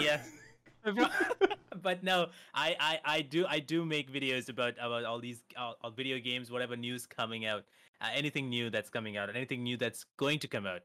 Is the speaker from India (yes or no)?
yes; India; I'm from India